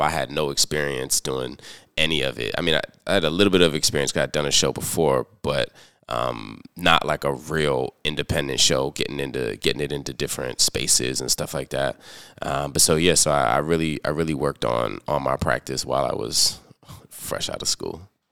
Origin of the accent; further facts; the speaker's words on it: Prince George's County, Maryland, United States; moved away as an adult; also born or lived in Washington, D.C. / Chicago; now in Baltimore, United States; I was born in Washington, D C, raised in Prince George's County